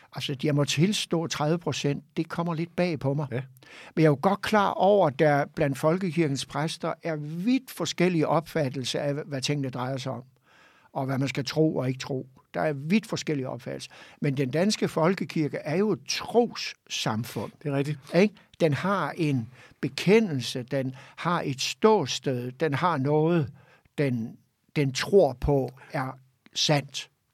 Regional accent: Hirtshals, North Denmark Region, Denmark; jeg kommer jo op fra Hirtshals, ja. fiskerbyen deroppe, og voksede op i et trygt og godt og harmonisk hjem

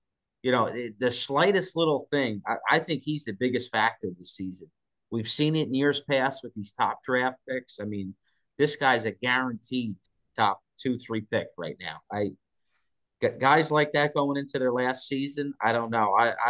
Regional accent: New Jersey, United States; I'm from New Jersey.

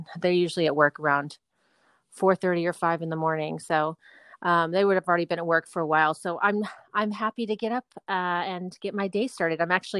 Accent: Los Angeles, California, United States; Yes, I'm fourth generation Southern Californian. And yes, and my niece is the fifth, which is pretty cool. And then, my whole family's from California, and I still love living here very much.

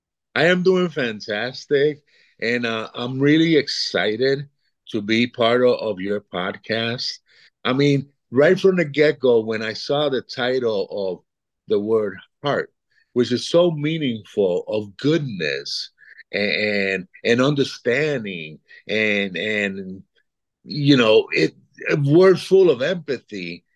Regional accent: East Coast, United States; also born or lived in Puerto Rico; I was born in Puerto Rico. I'm 67 years old as of late last year, raised in the East Coast for the most part, but I've lived all over the United States, mostly with my corporate job.

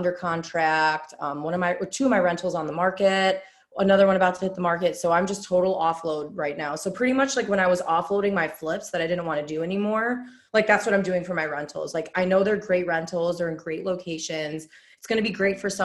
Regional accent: Chicago, Illinois, United States; now in Indianapolis, United States; I'm from Chicago, so I like a big city

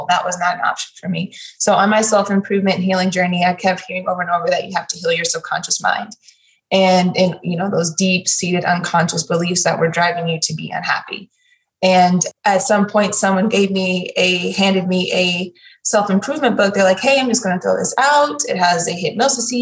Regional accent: St. Louis, Missouri, United States; Growing up in St. Louis, Missouri is very segregated

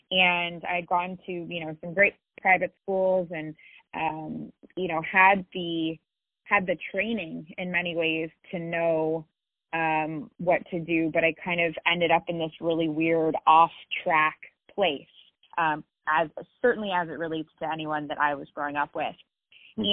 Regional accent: Silicon Valley, California, United States; I grew up in Silicon Valley

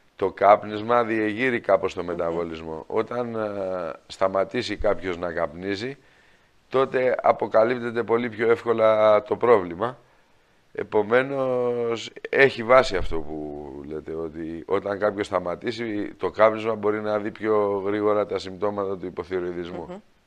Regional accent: Greece; επειδή είμαστε Έλληνες

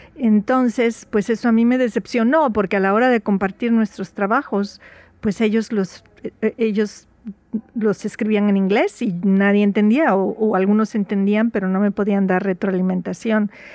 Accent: Veracruz, Mexico; first language Spanish; now in Seattle, United States; Soy jarocha, orgullosamente jarocha. Nací en Veracruz y llevo aquí en Seattle más o menos como más de 40 años

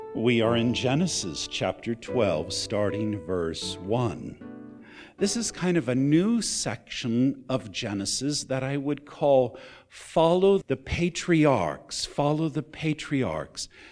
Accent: California, United States; moved away as an adult; also born or lived in Texas / Nevada; I grew up mostly in California. I consider that home. I'm a Californian

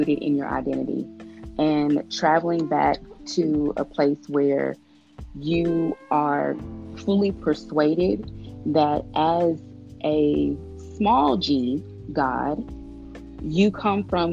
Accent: Shreveport, Louisiana, United States; my hometown of Shreveport, Louisiana

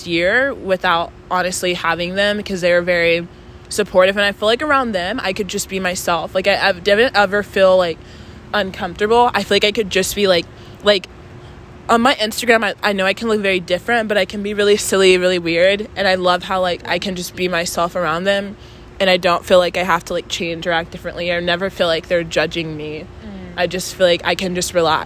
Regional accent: Texas, United States; moved away; I'm also Southern. So I'm from Texas

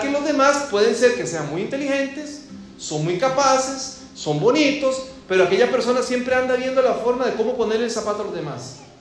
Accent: Costa Rica; moved away; en el vecindario donde yo crecí, en mi país

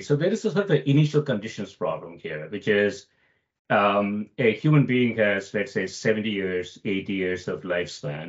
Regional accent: India; moved away; I grew up in India

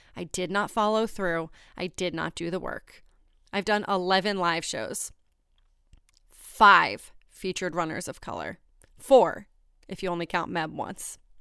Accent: New Hampshire, United States; I grew up in Kentucky, New Hampshire. It's a small town.

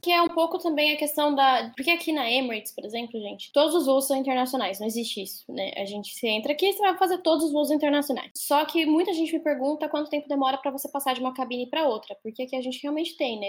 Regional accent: Salto, São Paulo, Brazil; moved away; eu que saí lá de Salto, que é uma cidadezinha do interior de São Paulo.

